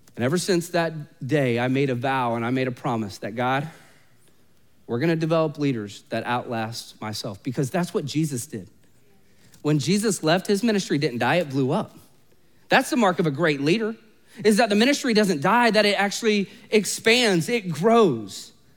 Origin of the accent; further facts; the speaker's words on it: Orlando, Florida, United States; I was literally born and raised in Orlando